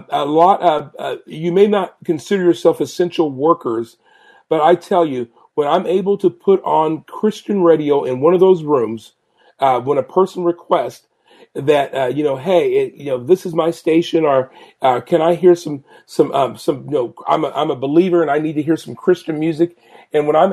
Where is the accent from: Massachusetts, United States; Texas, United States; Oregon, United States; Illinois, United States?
Oregon, United States; Portland; also born or lived in Huntsville, Alabama / Washington, D.C.; I was born and raised here in Portland